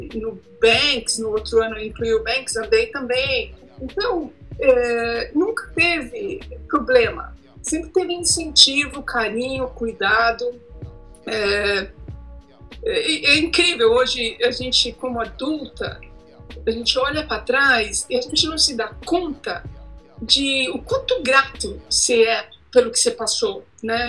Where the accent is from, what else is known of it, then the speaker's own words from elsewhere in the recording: São Bernardo do Campo, São Paulo, Brazil; sou de São Bernardo do Campo, São Paulo